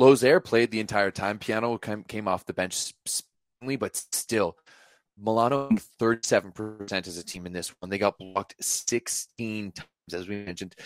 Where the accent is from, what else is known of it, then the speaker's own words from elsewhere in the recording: Canada; I'm Canadian